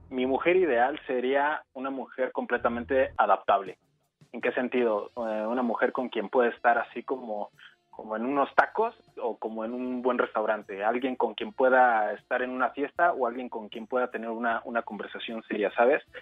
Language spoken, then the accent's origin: Spanish; Azcapotzalco, Mexico City, Mexico; ¿De dónde soy? Ajá. Soy de Azcapotzalco.